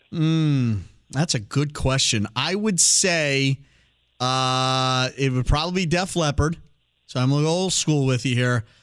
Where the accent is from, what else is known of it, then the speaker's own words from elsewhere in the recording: East Coast, United States; now in Oregon, United States; I am from the East Coast.